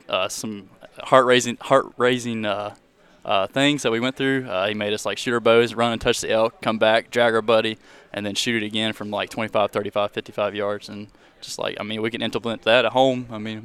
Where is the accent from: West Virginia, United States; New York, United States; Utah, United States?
West Virginia, United States; Beckley; I'm from Beckley, West Virginia.